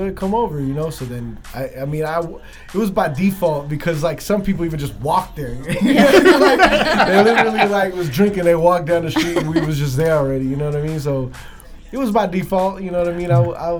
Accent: Philippines; I just felt like I had a lot to prove, especially like, being a Filipino kid, like trying to rap.

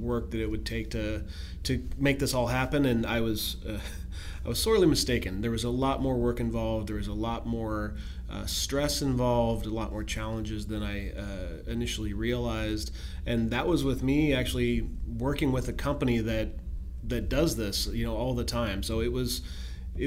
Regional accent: Pacific Northwest, United States; I grew up here in the Pacific Northwest

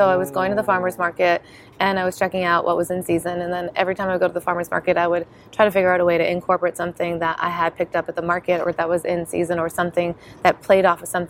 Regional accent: Bakersfield, California, United States; 17 years, I'm practically native. I mean, I don't know what you're talking about. I'm from Bakersfield.

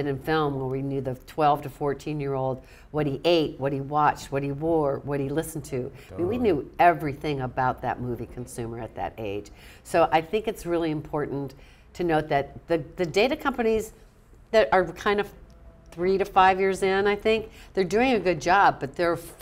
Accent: Florida, United States; moved away; also born or lived in New Orleans, Louisiana; I'd go back home in Louisiana, and I was raised in Florida. My dad was a NASA guy

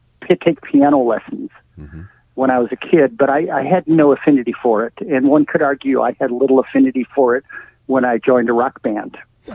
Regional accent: Chicago, Illinois, United States; also born or lived in St. Joseph, Michigan / Minneapolis / Texas / Wisconsin; now in New York, United States; I'm from the Midwest. I was born in St. Joseph, Michigan. I grew up in Chicago and Minneapolis, and then went to high school and college in Texas, and went to grad school in Wisconsin, and then moved to New York forever

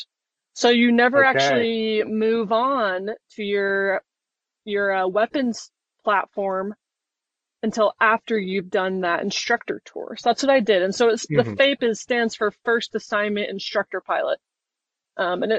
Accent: Utah, United States; moved away; I grew up in Utah as well

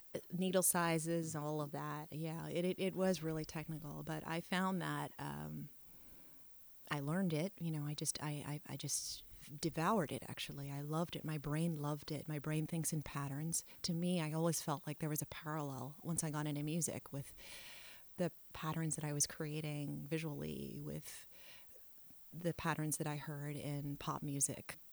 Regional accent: New York City, New York, United States; also born or lived in Italy / France; growing up in New York helped me with this worldly outlook

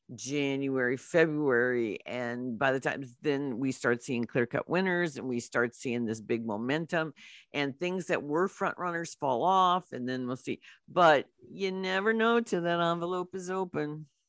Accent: St. Louis, Missouri, United States; we're from Saint Louis

